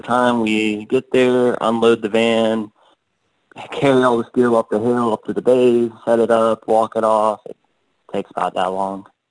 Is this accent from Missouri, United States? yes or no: no; Canton, Georgia, United States; I'm from Georgia. I in Canton, about an hour north of Atlanta